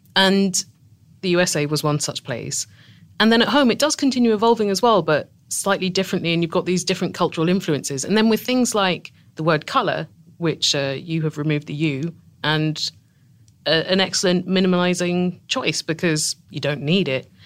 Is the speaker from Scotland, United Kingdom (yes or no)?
no; Tunbridge Wells, South East England, United Kingdom; accent: British; I'm from a town called Tunbridge Wells, which is about forty miles south of London